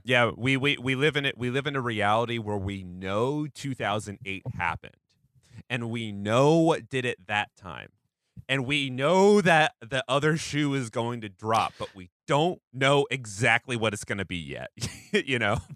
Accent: Washington, United States; moved away; Washington State, actually, my home, my home state.

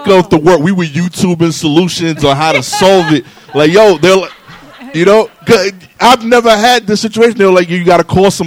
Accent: New York City, New York, United States; I'm from East New York, Brooklyn

